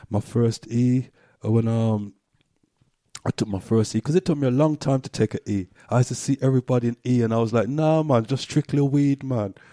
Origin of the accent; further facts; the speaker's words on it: Gloucester, South West England, United Kingdom; also born or lived in Cheltenham / Brixton / Peckham; now in London, United Kingdom; growing up in Gloucester as a black, we just stuck to our own